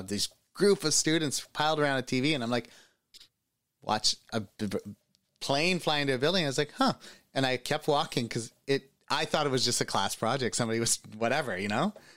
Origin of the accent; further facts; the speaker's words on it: Canada; As a Canadian